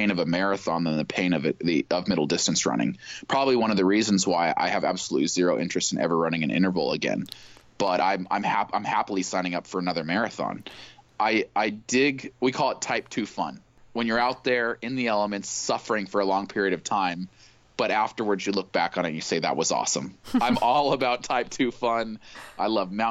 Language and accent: English; Eugene, Oregon, United States; My hometown